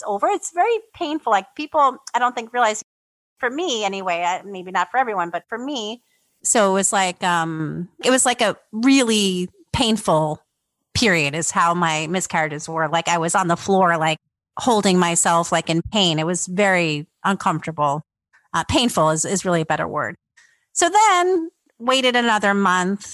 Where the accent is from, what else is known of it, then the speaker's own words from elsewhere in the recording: New York City, New York, United States; moved away as an adult; now in Poland; I'm originally from New York, from the Bronx. And I grew up in the Bronx